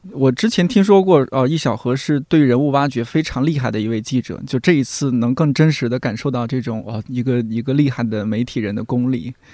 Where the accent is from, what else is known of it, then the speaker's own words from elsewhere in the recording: Shanxi, China; moved away as an adult; now in Beijing, China; 我老家的，或者说是山西某一个地方的一个乡镇